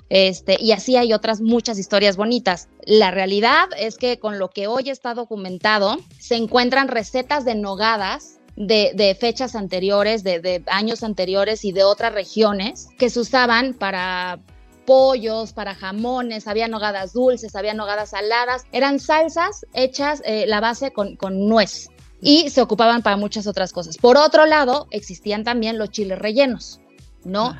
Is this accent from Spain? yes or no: no; Mexico; somos los mexicanos